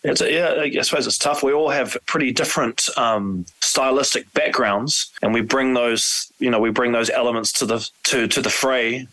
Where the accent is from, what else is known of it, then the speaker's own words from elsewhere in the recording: New Zealand; we're from New Zealand, and Maori is the, you know, the, the, the indigenous uh, culture of, of New Zealand. Um, three of us, including myself, are Maori